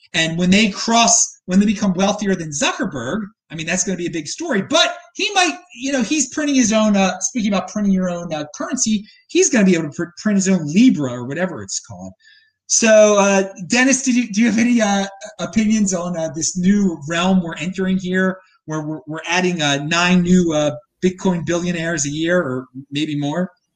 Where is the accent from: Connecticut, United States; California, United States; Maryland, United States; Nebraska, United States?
Maryland, United States; Baltimore; now in Nashville, United States; I'm from Baltimore